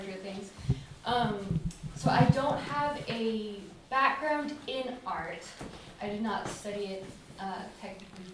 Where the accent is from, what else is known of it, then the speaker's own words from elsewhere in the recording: Homer, Alaska, United States; moved away as an adult; I grew up here in Homer